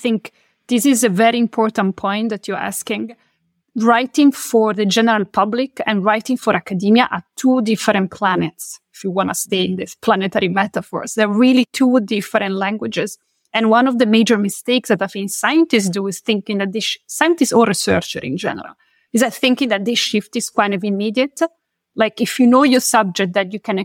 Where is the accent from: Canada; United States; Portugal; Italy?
Italy; Milan, Lombardy; moved away as an adult; Milan is my hometown, is where I come from.